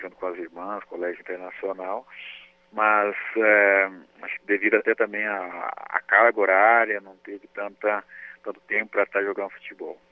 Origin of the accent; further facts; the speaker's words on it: interior of Minas Gerais, Brazil; also born or lived in Lagoa da Prata; nós que, que viemos aqui do interior de Minas